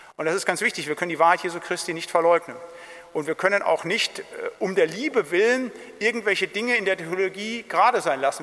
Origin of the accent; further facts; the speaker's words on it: Siegerland, North Rhine-Westphalia, Germany; ich komme aus dem Siegerland